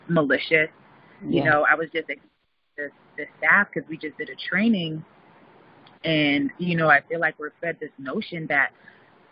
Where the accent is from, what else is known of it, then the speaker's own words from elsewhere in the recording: St. Lucia; moved away as an adult; now in New York, United States; when I moved to New York from St. Lucia, I'm originally from St. Lucia. I moved to New York for college